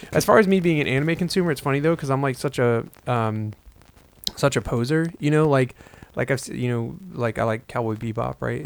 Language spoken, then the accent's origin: English; United States; I'm American and I speak English